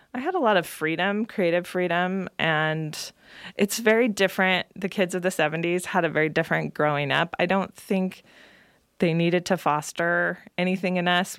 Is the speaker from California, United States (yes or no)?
yes; Salinas, California, United States; now in Nevada County, United States; I grew up in Salinas, California, one of three girls